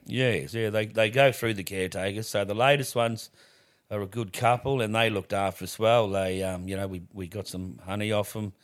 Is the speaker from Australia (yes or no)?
yes; Australia; I'm the …